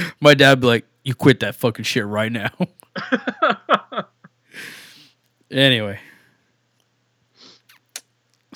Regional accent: United States; we're American

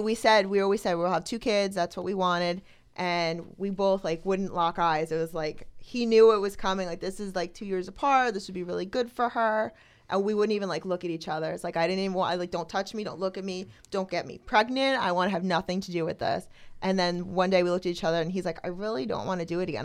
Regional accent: Toms River, New Jersey, United States; I'm from New Jersey, Tom's River, New Jersey

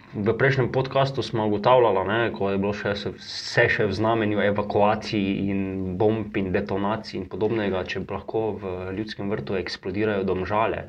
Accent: Slovenia

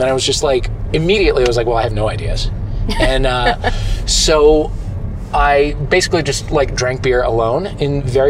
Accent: St. Louis, Missouri, United States; moved away; I was alone in my hometown.

